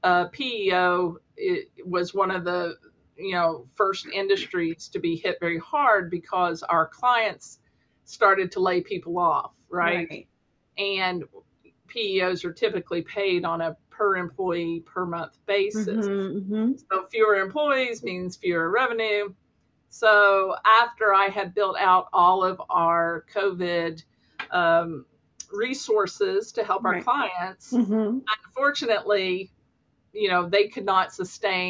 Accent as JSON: {"language": "English", "region": "Kentucky", "country": "United States", "said": "I'm from Kentucky, and a huge Kentucky Wildcats basketball"}